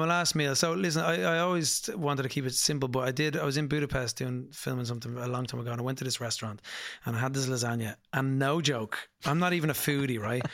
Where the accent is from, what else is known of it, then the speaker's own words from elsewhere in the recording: Dublin, Leinster, Ireland; I'm from Dublin, Putmarnock, in Dublin.